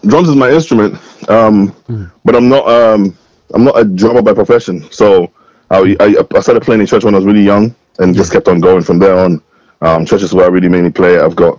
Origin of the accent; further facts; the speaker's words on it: Scotland, United Kingdom; I remember the first time I came down south to Birmingham, and I said I was from Scotland.